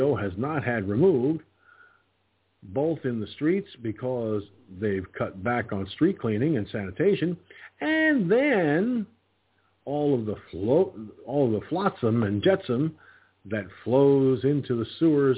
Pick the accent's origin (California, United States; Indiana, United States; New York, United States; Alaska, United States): New York, United States; 89 miles north of New York City, United States; I'm a New York guy from up further north, like 89 miles away from New York City.